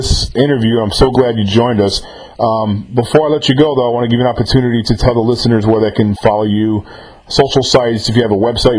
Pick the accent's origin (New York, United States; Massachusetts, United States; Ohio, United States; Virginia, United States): New York, United States; Cold Spring; I was born in Cold Spring, New York. It's the Hudson Valley.